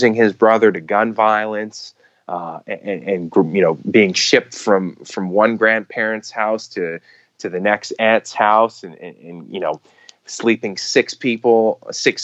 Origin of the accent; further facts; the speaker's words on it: Montreal, Quebec, Canada; I was born and raised in Montreal, so it was home for me during the off season as well